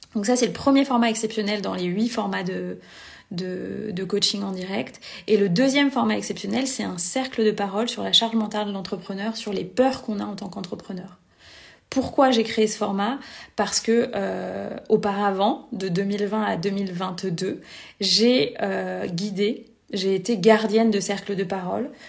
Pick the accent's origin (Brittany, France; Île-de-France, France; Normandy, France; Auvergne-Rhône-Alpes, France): Brittany, France; Vannes; moved away as an adult; also born or lived in Lyon region; je vis actuellement à Vannes en Bretagne, là où j'ai grandi